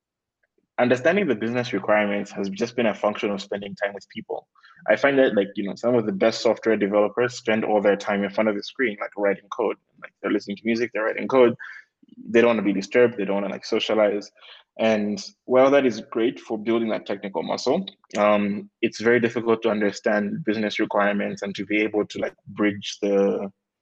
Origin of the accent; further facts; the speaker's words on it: Malawi; moved away as an adult; also born or lived in Nairobi, Kenya; I'm from Malawi. I'm born and raised there